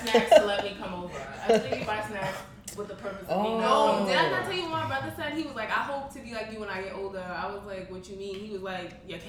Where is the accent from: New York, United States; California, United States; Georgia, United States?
New York, United States; New York City; I'm from Brooklyn.